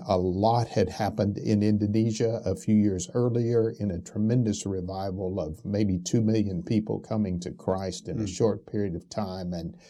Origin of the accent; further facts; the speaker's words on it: Albuquerque, New Mexico, United States; also born or lived in Arkadelphia, Arkansas; Well, I was born in Arkadelphia, Arkansas. But we left Arkansas when I was 8 years old and moved to New Mexico, which is what I call home. I really called Albuquerque, New Mexico home.